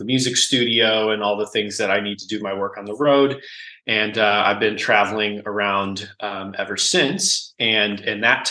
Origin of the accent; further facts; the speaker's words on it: Cleveland, Ohio, United States; also born or lived in Akron, Ohio; I'm originally from Cleveland, grew up in Cleveland, moved to Akron in 2006 to go to music school